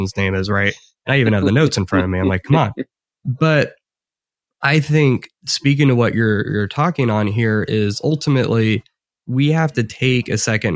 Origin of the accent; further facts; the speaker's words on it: Midwest, United States; me and Chris are just these Midwesterners that have like no accent at all